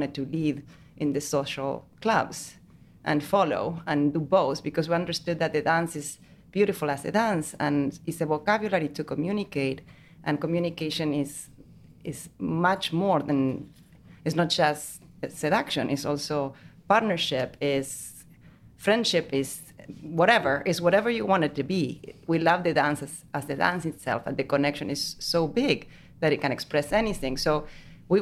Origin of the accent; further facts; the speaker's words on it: Argentina; moved away as an adult; I am from Argentina, but I live here for... I don't even know. 15, 20 years.